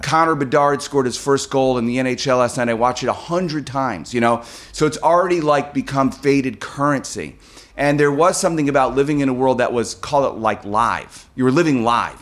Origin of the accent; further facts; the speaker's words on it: Chicago, Illinois, United States; moved away; I grew up in Chicago